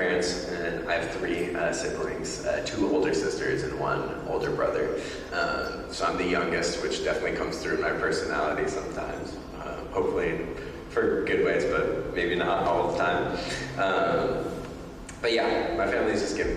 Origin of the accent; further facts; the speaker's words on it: Beaverton, Oregon, United States; also born or lived in Tualatin, Oregon; I was born in Tualatin, Oregon, and moved to Beaverton, Oregon when I was 2 years old.